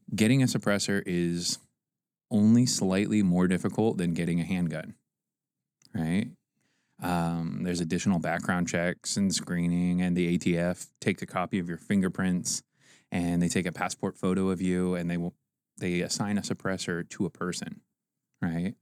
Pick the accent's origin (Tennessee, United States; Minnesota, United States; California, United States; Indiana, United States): Indiana, United States; Fort Wayne; also born or lived in Auburn, Indiana; I grew up in Auburn and Fort Wayne, Indiana